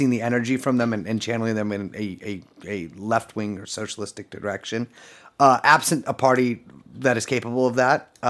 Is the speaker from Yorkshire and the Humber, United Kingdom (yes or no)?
no; Scotland, United Kingdom; I'm a Scottish citizen.